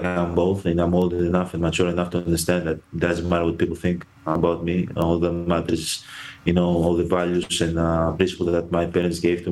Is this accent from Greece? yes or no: yes; Greece; moved away as an adult; I was born in and raised in Greece, understand the Greek culture, speak the language, know the history.